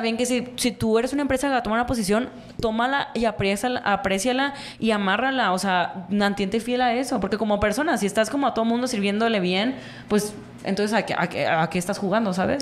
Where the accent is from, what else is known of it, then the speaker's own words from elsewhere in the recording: Mexico; como sociedad mexicana